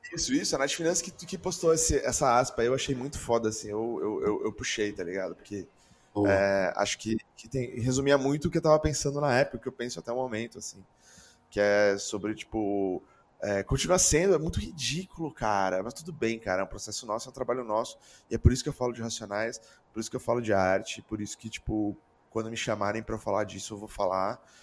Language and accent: Portuguese; Brazil; a gente sendo brasileiro ainda